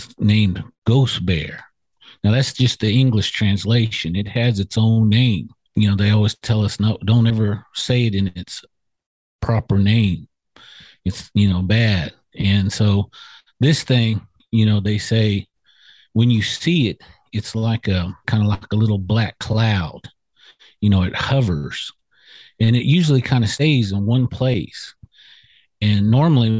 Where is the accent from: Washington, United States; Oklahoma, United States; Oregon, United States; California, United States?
Oklahoma, United States; Okmulgee; I come from Okmulgee, Oklahoma, which is, you know, Creek capital